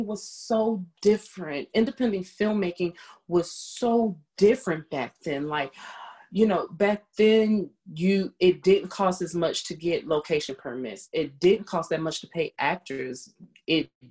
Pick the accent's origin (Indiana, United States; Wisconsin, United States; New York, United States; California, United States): New York, United States; New York City; I was raised in Queens.